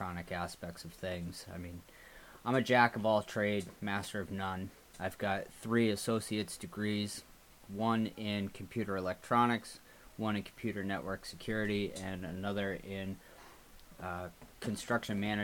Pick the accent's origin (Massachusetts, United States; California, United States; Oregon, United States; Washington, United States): Massachusetts, United States; Haverhill; moved away as an adult; I was born and raised in Haverhill, Massachusetts